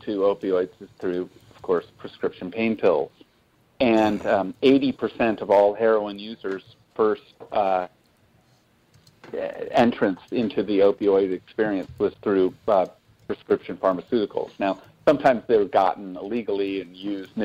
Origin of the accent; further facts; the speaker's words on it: West Des Moines, Iowa, United States; I grew up in West Des Moines